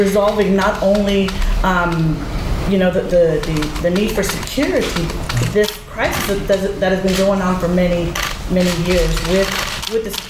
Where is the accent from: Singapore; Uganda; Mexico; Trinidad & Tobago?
Mexico; now in Las Vegas, United States; I am an immigrant from Mexico and also daughter of an immigrant from Mexico